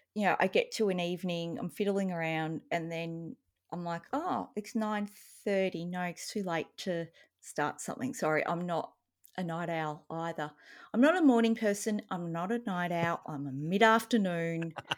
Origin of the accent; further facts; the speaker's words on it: Australia; as an Australian